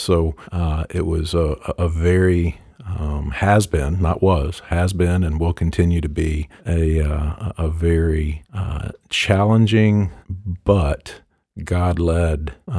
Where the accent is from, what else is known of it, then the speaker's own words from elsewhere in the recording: Paintsville, Kentucky, United States; also born or lived in Louisville / Paducah / Lexington / Buffalo; I was born in Louisville, moved to Paducah, Kentucky, Lexington, Kentucky, Buffalo, New York, and then Paintsville, Kentucky, which is where my parents still live today. That's where I quote-unquote grew up.